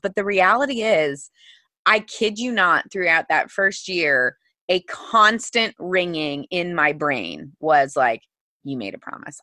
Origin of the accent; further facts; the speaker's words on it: Missouri, United States; I grew up in the Midwest in Missouri